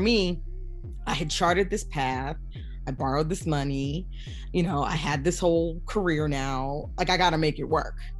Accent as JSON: {"language": "English", "town": "Philadelphia", "region": "Pennsylvania", "country": "United States", "tie": "born or raised there", "said": "we're both from Philly and we went to school together"}